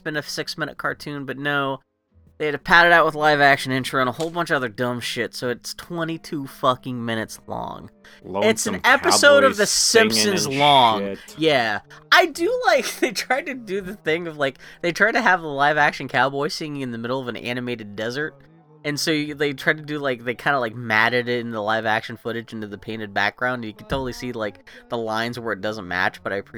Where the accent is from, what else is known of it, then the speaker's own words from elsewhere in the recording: Texas, United States; I'm from Texas